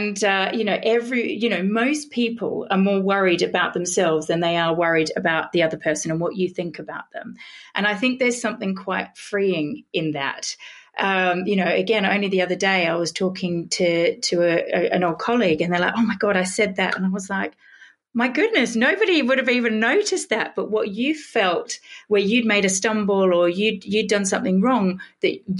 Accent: Australia; moved away as an adult; also born or lived in Britain; now in United Kingdom; I'm an Australian

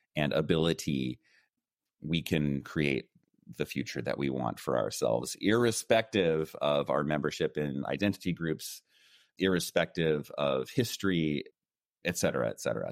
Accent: United States; first language English; moved away as an adult; also born or lived in China; I was born and raised in the United States

